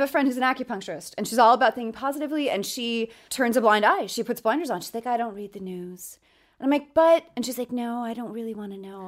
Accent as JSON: {"language": "English", "town": "New York City", "region": "New York", "country": "United States", "tie": "born or raised there", "moved": "yes", "said": "I'm from New York"}